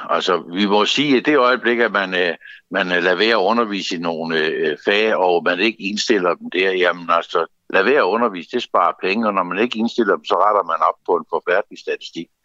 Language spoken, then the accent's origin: Danish; Zealand, Denmark; lokallisten Lolland, hvor jeg kommer fra